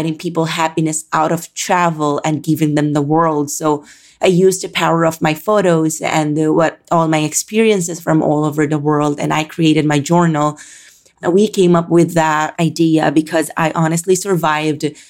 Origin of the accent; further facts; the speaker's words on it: Calabarzon, Philippines; moved away as an adult; now in Manila, Philippines; I was born and raised in the Philippines